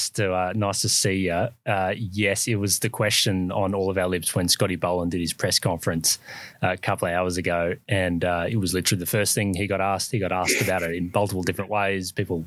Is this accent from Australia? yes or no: yes; Brisbane, Queensland, Australia; He also had a bowl in where we come from Brisbane a couple of days ago